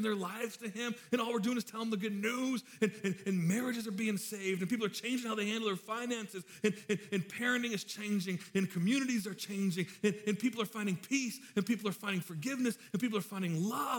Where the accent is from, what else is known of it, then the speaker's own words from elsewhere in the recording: Williamston, Michigan, United States; I grew up in Williamston and we called DeWitt the DeWittiots